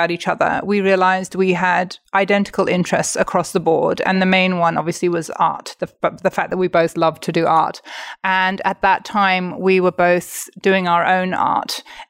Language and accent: English; England, United Kingdom; So I am Catholic and Mark is Jewish. I'm from England.